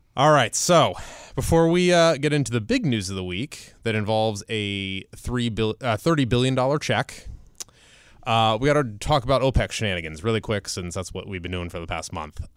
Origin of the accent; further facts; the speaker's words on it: Ohio, United States; moved away; I am born and raised in Ohio